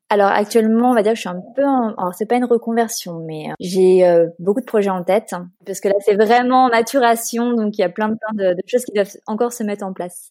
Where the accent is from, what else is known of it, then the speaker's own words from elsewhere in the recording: Paris, Île-de-France, France; moved away as an adult; also born or lived in Turin, Italy / Bologna, Italy / Lausanne, Switzerland / Geneva, Switzerland; now in Barcelona, Spain; je suis originaire de Paris